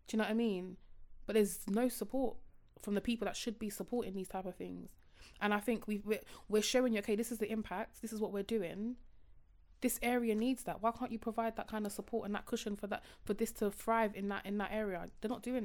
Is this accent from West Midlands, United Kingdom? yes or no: no; Croydon, London, United Kingdom; I'm from Croydon and I still have friends in Croydon.